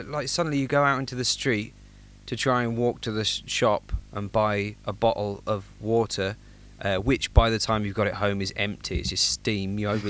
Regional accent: England, United Kingdom; I am actually English.

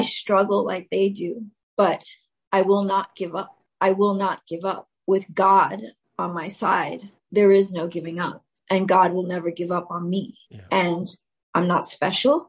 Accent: New York City, New York, United States; I was raised in the South Bronx

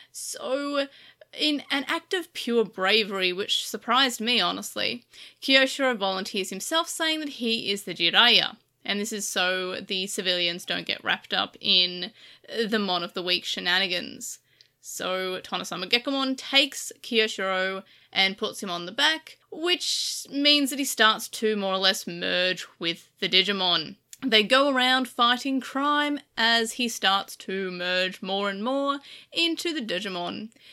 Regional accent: Australia; I am Australian

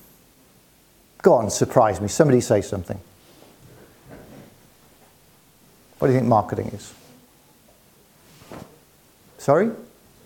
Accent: Newcastle upon Tyne, North East England, United Kingdom; I'm from the northeast of England. So I grew up in Newcastle

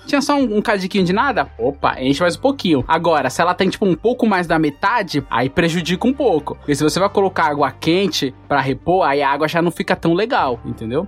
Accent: Bahia, Brazil; now in São Paulo, Brazil; eu fui criado na Bahia, então eu tenho muito amor pelos meus tios, que eu vivia na casa deles e tal, e eu moro há muitos anos em São Paulo

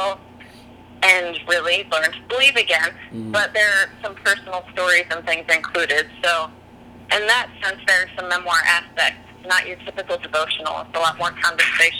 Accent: California, United States; moved away as an adult; now in Nashville, United States; I moved from California. I've been living in California my whole life, really.

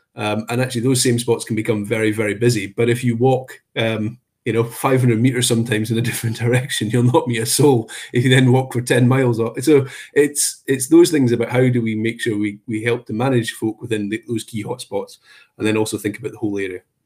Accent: Perthshire, Scotland, United Kingdom; also born or lived in Aberdeen; I'm originally from Perthshire, so Cairngorms were sort of on the doorstep

